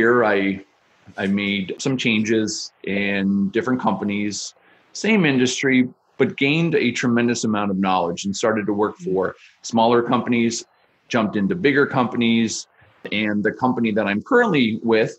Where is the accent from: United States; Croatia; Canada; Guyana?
Canada; Niagara Falls, Ontario; moved away as an adult; also born or lived in Montreal; I grew up in Niagara Falls